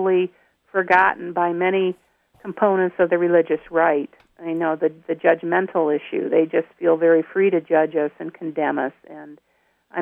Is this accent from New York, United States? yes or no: yes; upstate New York, United States; moved away; I'm a native of New York, upstate New York